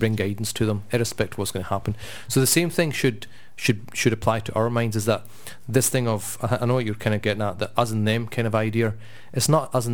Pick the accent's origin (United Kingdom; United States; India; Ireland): United Kingdom; Scotland; we're quite proud that we're Scottish and we kind of live in this place